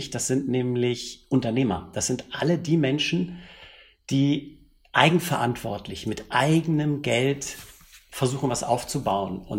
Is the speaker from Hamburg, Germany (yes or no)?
yes; Hamburg, Germany; born there; accent: Hamburg; wie man unschwer an meiner Sprachfärbung hört, bin ich gebürtiger Hamburger